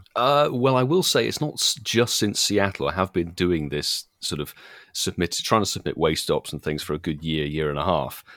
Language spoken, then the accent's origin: English; United Kingdom; being British